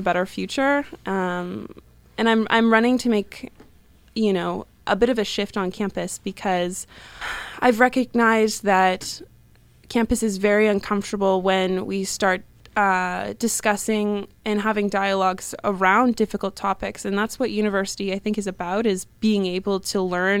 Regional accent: Vancouver Island, British Columbia, Canada; now in Halifax, Canada; I come from the Sauk First Nation on Lower Vancouver Island in Coast Salish Territory

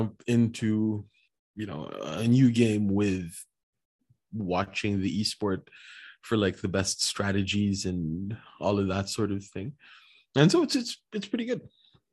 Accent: Philippines; I'm Filipino

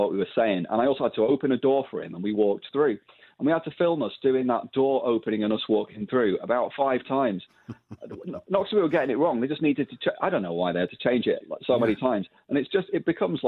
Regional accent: Blackpool, North West England, United Kingdom; I'm from Blackpool myself

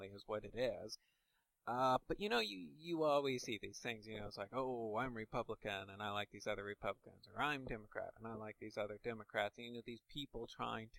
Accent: Indiana, United States; I'm from Indiana, that means I'm part of the Indiana community.

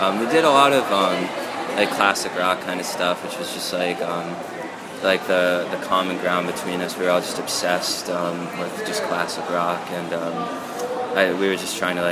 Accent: Reading, Pennsylvania, United States; I was born in Reading, Pennsylvania, which is a great place to be born. You know, I was born in a hospital. It's like 5 minutes from where I live now.

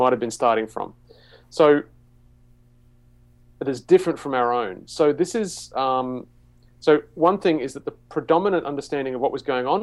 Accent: Australia; I grew up in the Anglican Church in Australia

